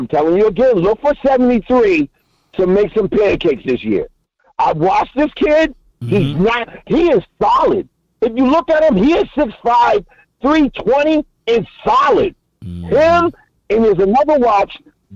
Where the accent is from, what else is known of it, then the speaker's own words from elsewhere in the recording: New York, United States; I'm from New York